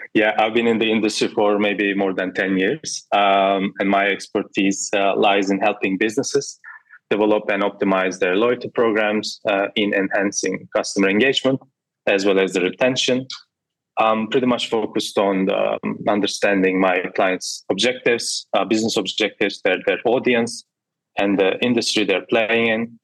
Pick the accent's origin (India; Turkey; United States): Turkey; I'm from Turkey